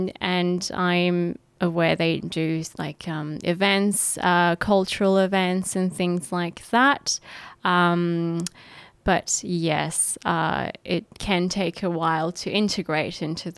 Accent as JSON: {"language": "English", "country": "Australia", "tie": "born or raised there", "also_born_or_lived": "Ankara, Turkey", "said": "Yes, so I was born in Ankara, the capital, and I was in Turkey till 2007, so till I was about seven. And I, yes, so I, after that I came to Australia when I was seven"}